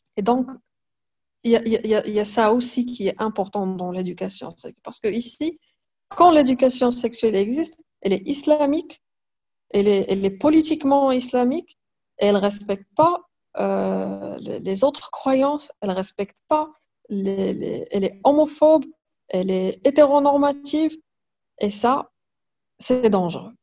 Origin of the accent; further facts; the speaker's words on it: Fès, Fès-Meknès, Morocco; Je suis née au Maroc. J'ai passé toute ma vie au Maroc.